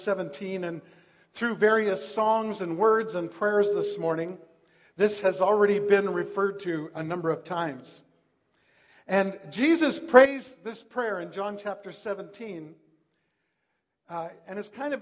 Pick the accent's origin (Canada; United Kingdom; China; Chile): Canada; Langley, British Columbia; also born or lived in White Rock / Vancouver; I was raised in Langley, went to Langley Central Elementary School